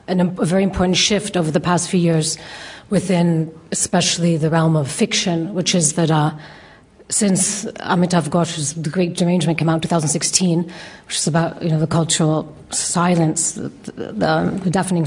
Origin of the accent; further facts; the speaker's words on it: Mexico City, Mexico; growing up in Mexico City, it's such a megalopolis, and with soul-destroying traffic and air pollution